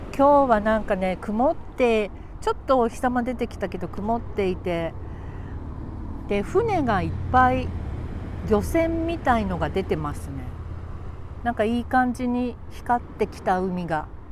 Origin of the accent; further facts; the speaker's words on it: Tokyo, Japan; moved away as an adult; also born or lived in Futako-Tamagawa, Tokyo; now in Oiso, Japan; 元々東京の人間なんですよ、私、ずっと。生まれも育ちもね